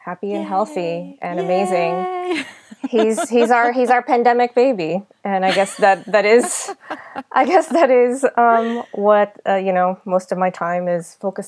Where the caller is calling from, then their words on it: Yonkers, New York, United States; I'm calling from Yonkers, New York.